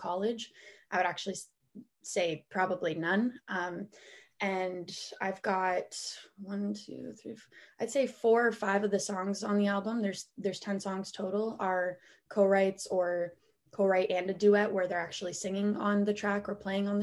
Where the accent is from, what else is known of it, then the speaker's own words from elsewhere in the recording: Guelph, Ontario, Canada; also born or lived in Toronto; I was born and raised in Guelph, Ontario